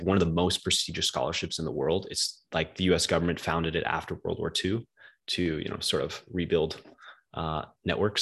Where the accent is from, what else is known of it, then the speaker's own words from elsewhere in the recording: outside of New York City, United States; moved away as an adult; now in Germany; I'm from outside of New York City